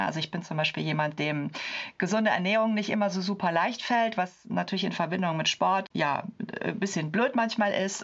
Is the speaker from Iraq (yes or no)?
no; Cologne, North Rhine-Westphalia, Germany; ich komme aus Köln